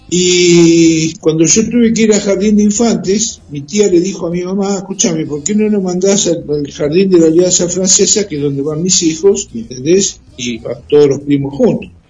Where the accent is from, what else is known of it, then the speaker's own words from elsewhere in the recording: Mar del Plata, Buenos Aires Province, Argentina; Acá en Mar del Plata, soy nativo.